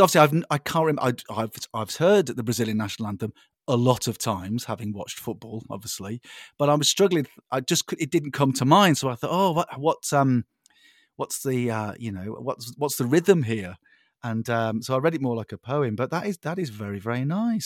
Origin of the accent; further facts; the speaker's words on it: United Kingdom; I'm a Brit